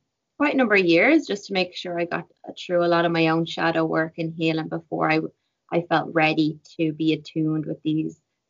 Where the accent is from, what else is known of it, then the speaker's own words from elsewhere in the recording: Ireland; moved away as an adult; now in Vancouver, Canada; growing up in Ireland with my mom